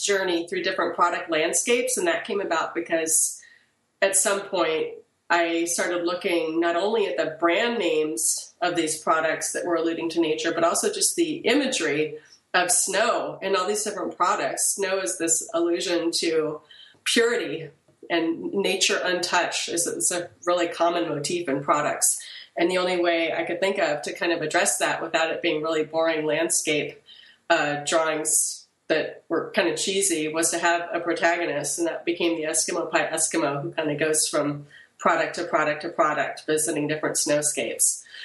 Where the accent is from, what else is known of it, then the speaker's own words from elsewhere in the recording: Portland, Oregon, United States; also born or lived in France / Middletown, Connecticut; I was in France until I was eight, and then I moved back to my parents' home uh, they're from a small town in Oregon, but they moved back to Portland. And I was in Portland from the time I was eight till the time I graduated from high school